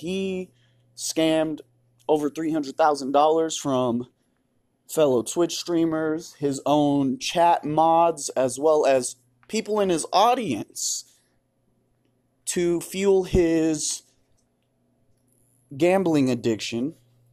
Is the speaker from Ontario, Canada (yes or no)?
yes; Toronto, Ontario, Canada; I was on Degrassi. I'm from Canada. I'm from Toronto. Okay? I'm from Raptor country.